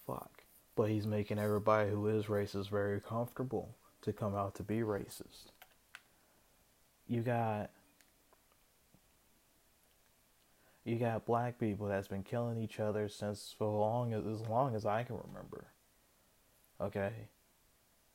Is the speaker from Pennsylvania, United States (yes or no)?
no; Kentucky, United States; I was born in Kentucky